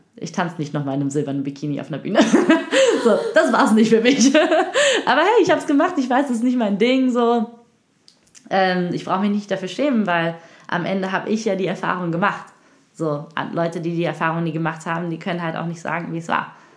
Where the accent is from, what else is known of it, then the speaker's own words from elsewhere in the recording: Cologne, North Rhine-Westphalia, Germany; ich komme aus, äh, aus Familie, aus einer Hartz-IV-Familie aus Köln-Kalk, so Köln-Deutz, Köln-Mülheim, Köln-Kalk, da bin ich aufgewachsen